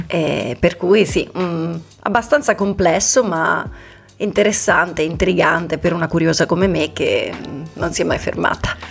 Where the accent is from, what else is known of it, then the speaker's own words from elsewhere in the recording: Italy; moved away as an adult; sono una, mm, come dicevi bene te, dei tanti italiani